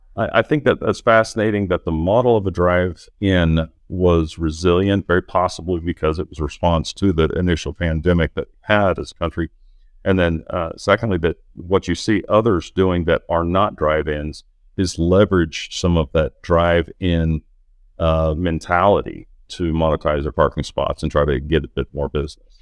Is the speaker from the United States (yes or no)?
yes; Norman, Oklahoma, United States; I grew up in Norman, Oklahoma